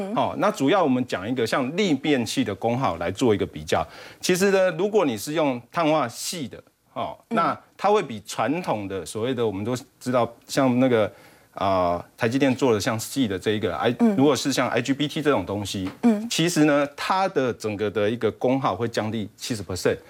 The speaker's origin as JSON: {"language": "Chinese", "country": "Taiwan", "said": "我们台湾这边"}